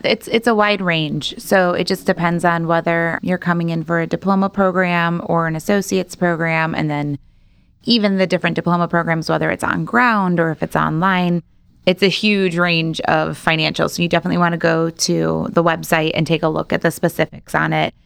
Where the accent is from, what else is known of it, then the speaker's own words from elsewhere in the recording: Rolling Meadows, Illinois, United States; moved away as an adult; also born or lived in DeKalb, Illinois; now in Rockford, United States; I am actually from Rolling Meadows. So, Arlington Park Racetrack was basically my backyard